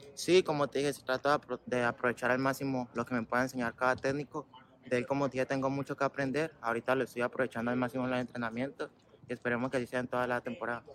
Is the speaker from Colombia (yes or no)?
yes; Cali, Valle del Cauca, Colombia; moved away as an adult; Cali. Tuve la oportunidad ahí donde yo nací, donde yo crecí